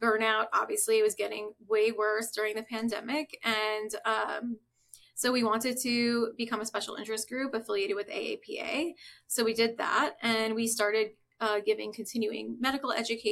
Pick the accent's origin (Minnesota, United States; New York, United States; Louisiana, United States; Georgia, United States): New York, United States; Long Island; So I'm originally from New York, grew up on Long Island